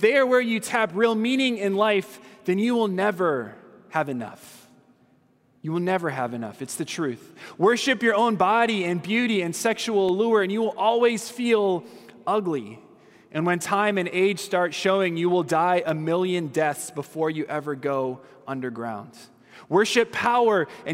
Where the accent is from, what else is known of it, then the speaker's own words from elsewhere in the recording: Southern California, United States; I'm from Southern California.